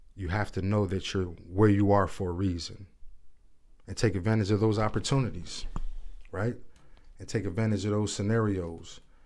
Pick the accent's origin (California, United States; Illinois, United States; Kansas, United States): Illinois, United States; Chicago; I'm born and raised in Chicago